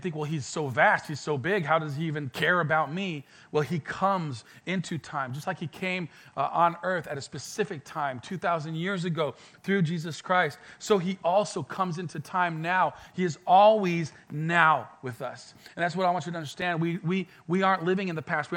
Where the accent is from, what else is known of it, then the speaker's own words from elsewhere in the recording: France; moved away as an adult; also born or lived in Mexico / Colorado; now in Pensacola, United States; I was born in Mexico, moved to France, was raised in France, and then I went to Colorado for a couple of years for studying